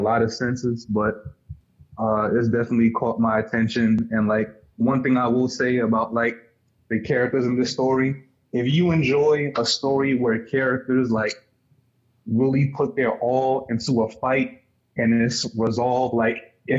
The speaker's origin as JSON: {"language": "English", "region": "New York", "country": "United States", "also_born_or_lived": "Baltimore", "said": "I'm from New York, but I lived in Baltimore for like 2 years"}